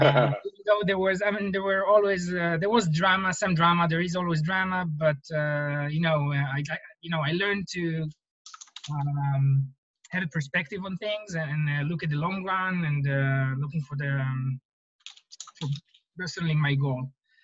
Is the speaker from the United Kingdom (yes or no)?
no; Israel; now in Silicon Valley, United States; I was coming from Israel where I always felt that real estate investment in Israel is a little bit more challenging.